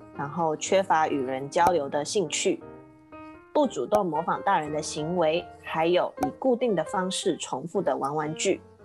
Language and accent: Chinese; Kaohsiung, Taiwan; now in United States; 我是在美国的台湾高雄人